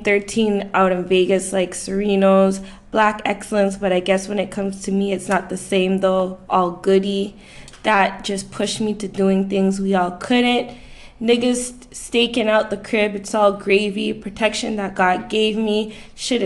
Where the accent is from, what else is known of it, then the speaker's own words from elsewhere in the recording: Toronto, Ontario, Canada; I was born and raised in Toronto